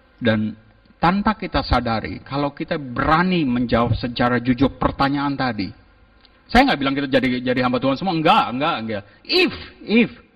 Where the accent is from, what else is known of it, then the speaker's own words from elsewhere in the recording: Jakarta, Indonesia; also born or lived in Melbourne; saya dari Jakarta